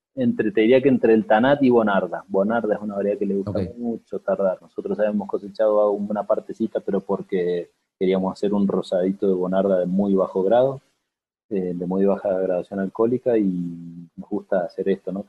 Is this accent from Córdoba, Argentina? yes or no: no; Mendoza, Argentina; moved away as an adult; also born or lived in San Juan; now in Cafayate, Argentina; Yo soy nacido en Mendoza, fue un colegio con una formación agrícola